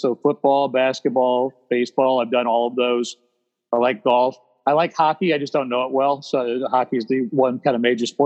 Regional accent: Ohio, United States; moved away as an adult; now in Charlotte, United States; I grew up in Ohio

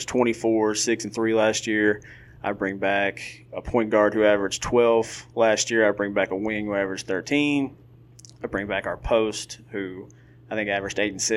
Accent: Georgetown, Kentucky, United States; I grew up in Georgetown

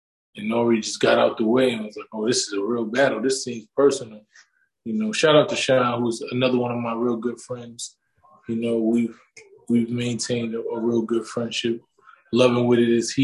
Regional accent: New York, United States; I come from New York.

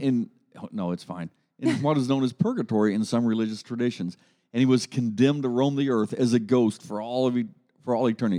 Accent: Grove City, Ohio, United States; I grew up in Grove City, Ohio

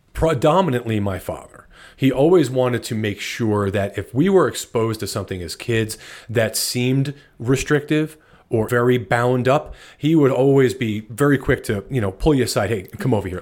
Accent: New Jersey, United States; moved away as an adult; also born or lived in Atlanta, Georgia; I was born in New Jersey

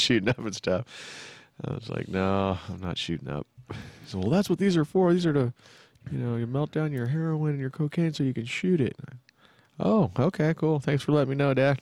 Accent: San Jose, California, United States; also born or lived in Fremont, California / Sacramento, California; I grew up in the, in Santa Clara, San Jose area, and then I moved to Fremont, um, in my junior high year, and then finished high school and then moved up to S A C

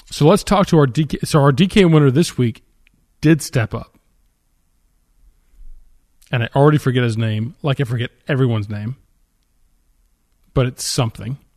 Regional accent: Philadelphia, Pennsylvania, United States; I'm from Philadelphia.

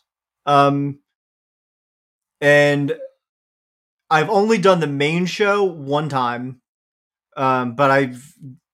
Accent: Washington, District of Columbia, United States; also born or lived in Los Angeles; now in Phoenix, United States; I grew up in Washington, D.C.

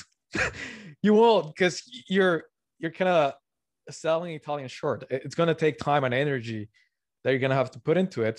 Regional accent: Colombia; moved away; also born or lived in Canada / Tokyo, Japan / Montreal, Canada; I'm originally from Colombia

